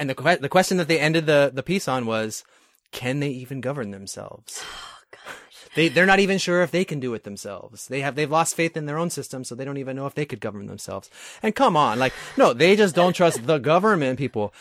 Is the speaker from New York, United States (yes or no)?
yes; New York, United States; now in California, United States; I'm from New York originally